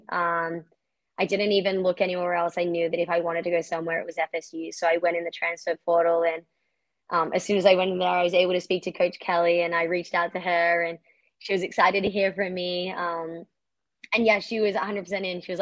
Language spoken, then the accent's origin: English; Australia; now in United States; No, I swear I'm still Australian because everyone in America is like, you sound so Australian.